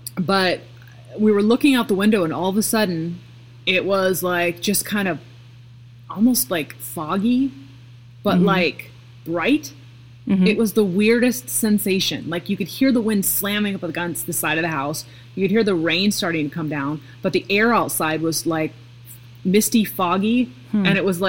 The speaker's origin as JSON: {"language": "English", "region": "Pacific Northwest", "country": "United States", "said": "Cause like I come from the Pacific Northwest and I'm used to like hurricane gales"}